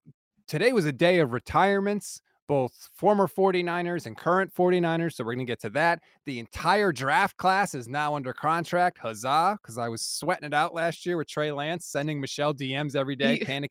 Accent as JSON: {"language": "English", "region": "East Coast", "country": "United States", "said": "We're both from the East Coast, so of course we're going to be more emotional than everybody else."}